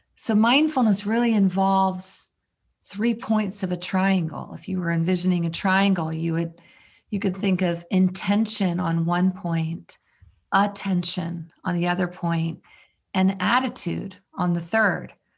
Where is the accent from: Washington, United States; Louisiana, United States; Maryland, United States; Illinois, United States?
Maryland, United States; I'm from Maryland.